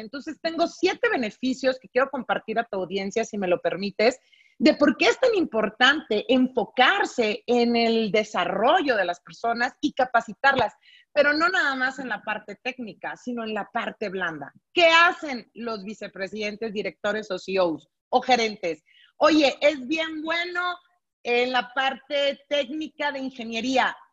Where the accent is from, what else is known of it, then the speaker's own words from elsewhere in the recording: Monterrey, Nuevo León, Mexico; soy de Monterrey, Nuevo León, soy norteña